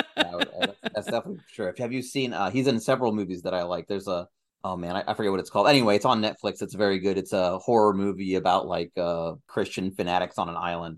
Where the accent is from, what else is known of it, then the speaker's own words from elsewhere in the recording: Algeria; I was born in Algeria